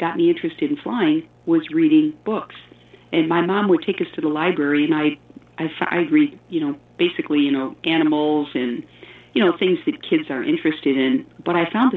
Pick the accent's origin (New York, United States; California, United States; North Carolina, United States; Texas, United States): New York, United States; Elmira; I grew up in Elmira, New York, which is upstate New York